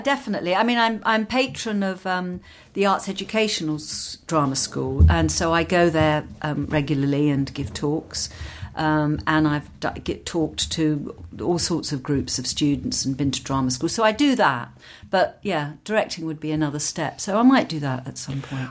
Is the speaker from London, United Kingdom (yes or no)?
yes; London, United Kingdom; accent: English; I grew up in London and worked in London